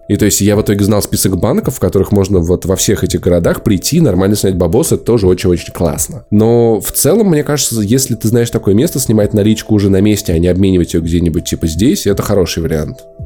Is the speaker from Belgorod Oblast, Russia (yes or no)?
no; Moscow, Russia; мы москвичи